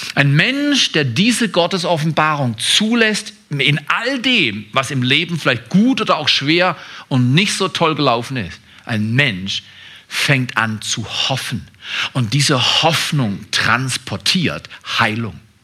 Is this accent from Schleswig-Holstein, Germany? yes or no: no; Freiburg, Baden-Württemberg, Germany; ich bin in eine bestimmte Familie hineingeboren worden an einem bestimmten Ort. Das war Freiburg. Ich bin nicht in Scarborough, Ontario, Toronto aufgewachsen, wie meine Frau. Ich bin kein Kanadier, ich bin Deutscher.